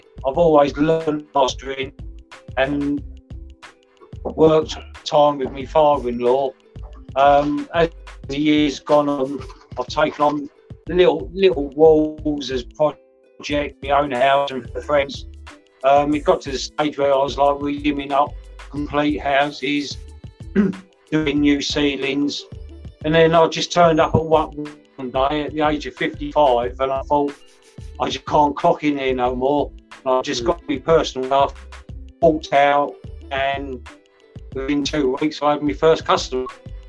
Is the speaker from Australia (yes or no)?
no; Bristol, South West England, United Kingdom